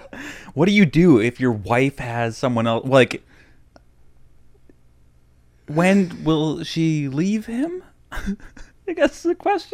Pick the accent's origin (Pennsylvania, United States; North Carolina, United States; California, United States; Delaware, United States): Pennsylvania, United States; Growing up in the Methno State, but in a liberal arts college town, was always kind of weird.